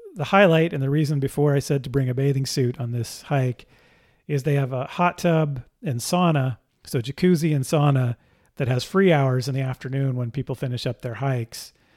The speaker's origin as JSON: {"language": "English", "town": "Pacifica", "region": "California", "country": "United States", "tie": "born or raised there", "said": "I grew up in Pacifica, California, just south of San Francisco."}